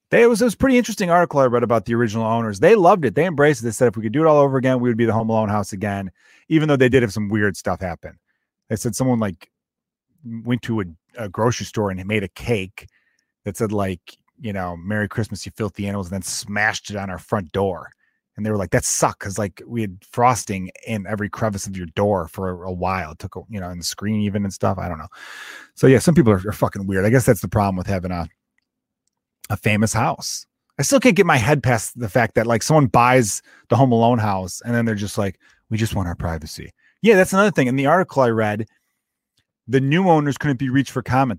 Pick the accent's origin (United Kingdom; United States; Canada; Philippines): United States